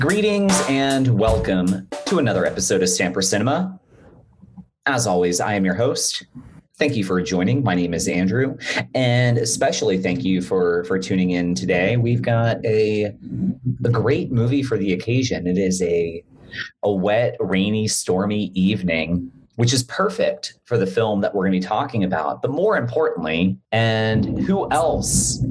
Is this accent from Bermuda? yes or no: yes; Bermuda; now in United States